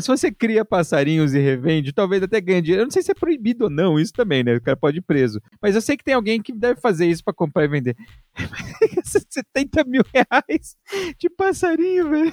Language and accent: Portuguese; São Paulo, Brazil; eu lembro quando eu era criança, em São Miguel Paulista, sou da Zona Leste de São Paulo